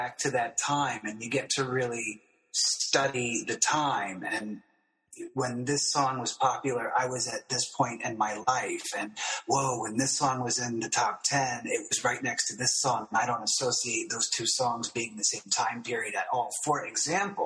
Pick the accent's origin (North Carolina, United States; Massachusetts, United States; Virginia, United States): North Carolina, United States; Union County; I grew up in Union County, North Carolina, so there was a lot of country.